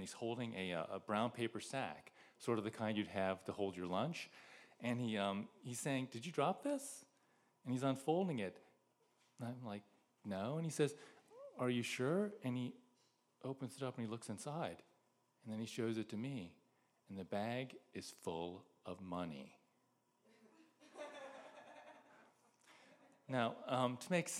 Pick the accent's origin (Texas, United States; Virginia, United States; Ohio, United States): Ohio, United States; Greenhills; moved away as an adult; also born or lived in Philadelphia; I grew up in Green Hills, which is this little village north of Cincinnati.